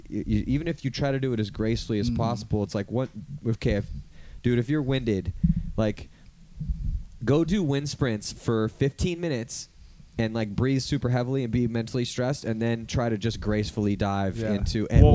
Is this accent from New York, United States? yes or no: no; California, United States; And then growing up in California, I mean, you lucky assholes over there on the East Coast got the nice grass and it rains all the time, so it's all green. It's like we live in the desert out here.